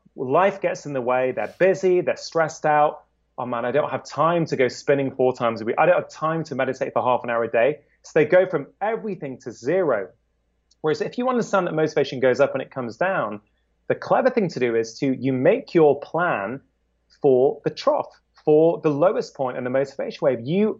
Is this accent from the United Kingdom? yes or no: yes; United Kingdom; As a Brit, there is no way in hell that people in England are going to say, I am awesome after doing a workout. We're too reserved for that, right?